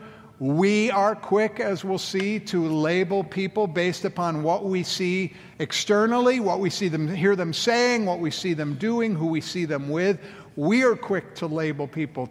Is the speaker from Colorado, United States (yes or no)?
yes; Colorado, United States; moved away; my home state of Colorado.